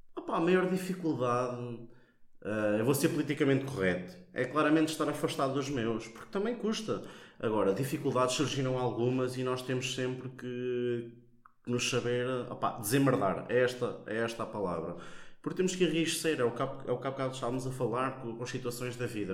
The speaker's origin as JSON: {"language": "Portuguese", "country": "Portugal", "tie": "born or raised there", "moved": "as an adult", "lives_now": "Coimbra, Portugal", "said": "Eu gosto muito de onde venho. Eu não troco Santa Mar da Boiça por nada. É a minha terra."}